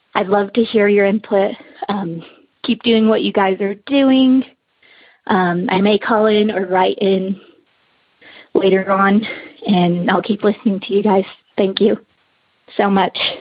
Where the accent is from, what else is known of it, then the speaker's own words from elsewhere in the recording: Utah, United States; I'm from Utah.